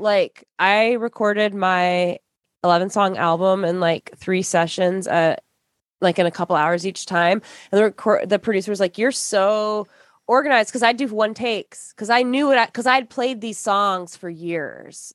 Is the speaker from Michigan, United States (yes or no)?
yes; Michigan, United States; I grew up in Michigan.